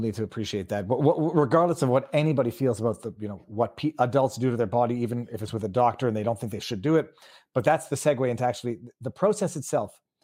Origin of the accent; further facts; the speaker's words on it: Canada; I'm from Canada where you don't mention that you own a gun